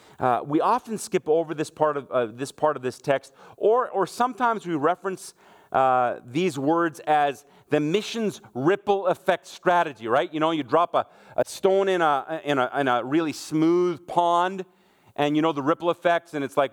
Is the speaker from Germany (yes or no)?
yes; Germany; moved away; I grew up in Germany. My mom and dad are what we would call missionaries. I was 1 year old when we went to Germany.